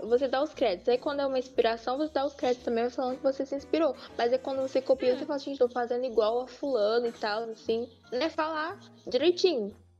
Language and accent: Portuguese; Brazil; eu sou brasileira